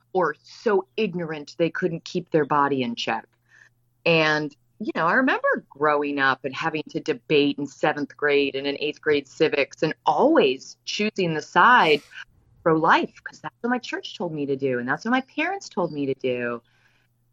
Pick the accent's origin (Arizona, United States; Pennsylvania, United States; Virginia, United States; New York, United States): Virginia, United States; I come from Virginia. I come from about as a conservative household as you can come from